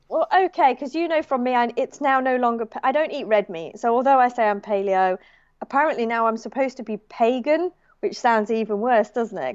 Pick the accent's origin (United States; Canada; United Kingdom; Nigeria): United Kingdom; moved away as an adult; now in Australia; as a British person